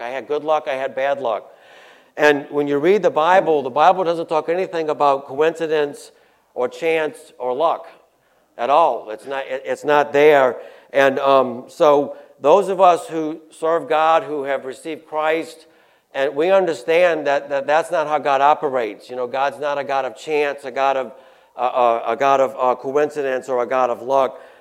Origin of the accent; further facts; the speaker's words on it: Chalmette, Louisiana, United States; also born or lived in New Orleans; now in Covington, United States; I was born in New Orleans. I moved to uh, St. Bernard Parish, I think, when we were like two years old. We, so I grew up in Chalmette